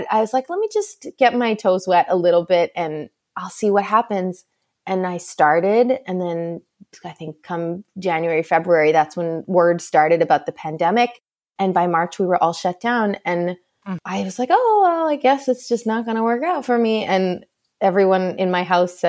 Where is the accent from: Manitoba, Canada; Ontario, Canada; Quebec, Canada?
Quebec, Canada; Montreal; moved away as an adult; now in Boston, United States; I grew up in Montreal. My family is all still there. And after I got married, we moved to Boston.